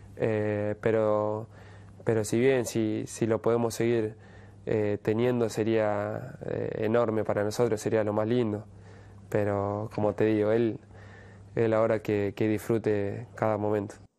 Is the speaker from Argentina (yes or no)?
yes; Argentina; todos somos argentinos